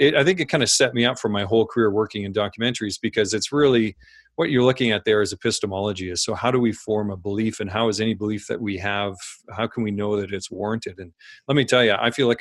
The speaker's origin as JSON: {"language": "English", "region": "Saskatchewan", "country": "Canada", "tie": "born or raised there", "said": "I grew up in Saskatchewan on a farm in a small town"}